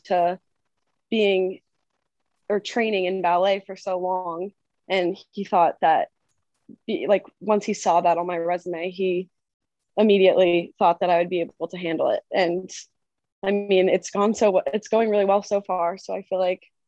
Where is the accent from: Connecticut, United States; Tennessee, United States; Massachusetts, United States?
Massachusetts, United States; moved away as an adult; now in New Jersey, United States; from Massachusetts, but I now am a Jersey girl